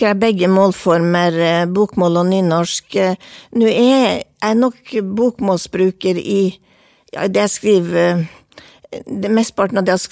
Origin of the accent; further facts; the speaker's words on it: Vadsø, Finnmark, Norway; accent: Vadsø dialect; also born or lived in Kirkenes / Tana; Eh, jeg snakker dialekten min. Jeg er oppvokst i eh, Finnmark, eh, Kirkenes, Tana, Vadsø. Jeg har lagt meg på en Vadsø-dialekt og tviholdt på den.